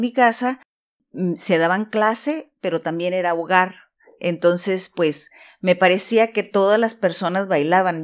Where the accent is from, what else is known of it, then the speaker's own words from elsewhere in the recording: Tijuana, Baja California, Mexico; En una bella ciudad fronteriza que se llama Tijuana